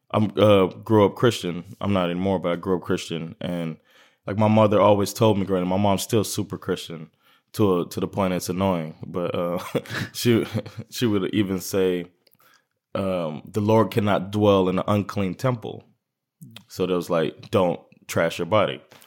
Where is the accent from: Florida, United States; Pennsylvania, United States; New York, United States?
Florida, United States; Miami; moved away; I'm from Miami, Florida, and Miami is its own thing